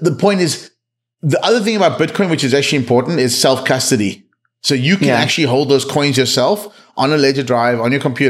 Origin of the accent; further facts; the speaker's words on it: South Africa; I grew up in South Africa